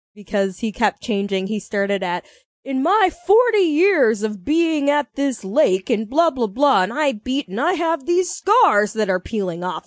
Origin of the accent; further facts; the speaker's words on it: United States; we're American